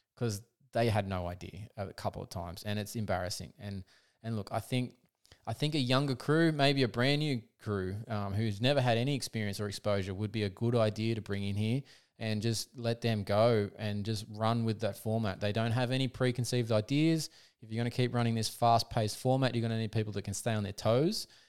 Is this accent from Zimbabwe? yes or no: no; Australia; as an Aussie